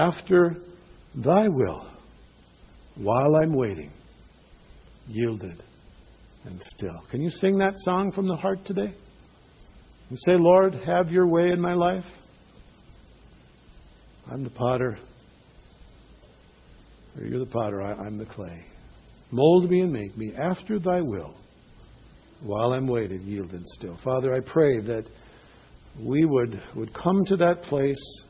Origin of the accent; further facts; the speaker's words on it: Cloquet, Minnesota, United States; a pastor in my hometown